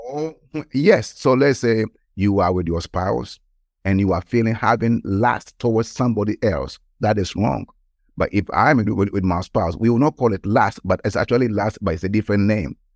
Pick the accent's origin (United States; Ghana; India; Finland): Ghana; moved away; I was born in Ghana, West Africa, and at the age of around about sixteen years old, I gave my life to Christ. So I was in the high school in Ghana